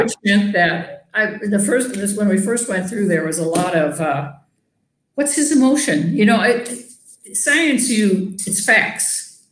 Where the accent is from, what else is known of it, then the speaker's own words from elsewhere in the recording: near Gibbon, Minnesota, United States; I grew up in a little town on a farm little close to Gibbon, Minnesota.